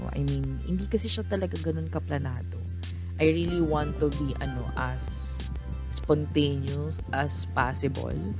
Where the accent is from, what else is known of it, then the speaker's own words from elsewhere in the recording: Philippines; also born or lived in Taguig; as a Filipino citizen